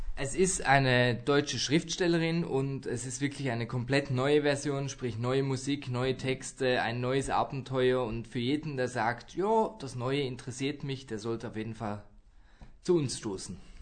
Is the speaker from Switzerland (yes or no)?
yes; Zurich, Switzerland; moved away; Und am 18. Januar geht's dann in meine Heimat, das sind wir im Volkshaus in Zürich.